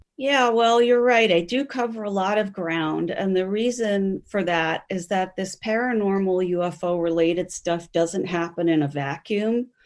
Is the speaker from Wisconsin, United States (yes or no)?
no; Grover's Mill, New Jersey, United States; moved away as an adult; also born or lived in Browns Mills, New Jersey; now in Minnesota, United States; by the time I was growing up in Grover's Mill in the nineteen seventies and eighties